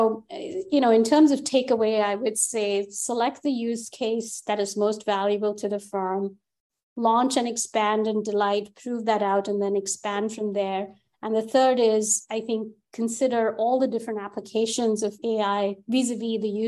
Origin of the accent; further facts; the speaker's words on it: India; accent: Indian; my Indian accent